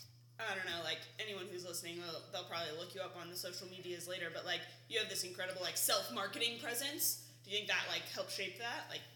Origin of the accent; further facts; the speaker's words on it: California, United States; I'm from California and all the people I hang around talk like they're surfers in the 70s.